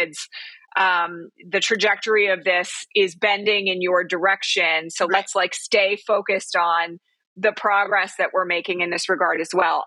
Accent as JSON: {"language": "English", "area": "Bucks County", "region": "Pennsylvania", "country": "United States", "moved": "yes", "lives_now": "California, United States", "said": "I'm originally from Bucks County, Pennsylvania"}